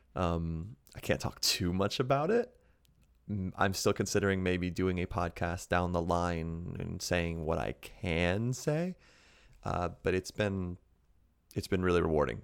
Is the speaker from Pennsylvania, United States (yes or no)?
yes; Townville, Pennsylvania, United States; I grew up in, like, the Erie area in Pennsylvania